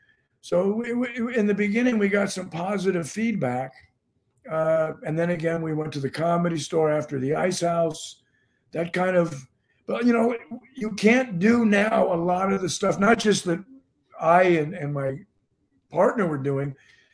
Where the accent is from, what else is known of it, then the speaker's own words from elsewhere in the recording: Los Angeles, California, United States; I'm from